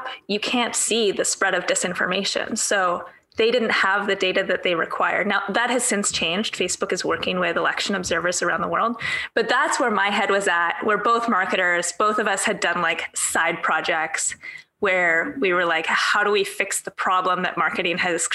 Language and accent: English; Vancouver, British Columbia, Canada; my hometown in Vancouver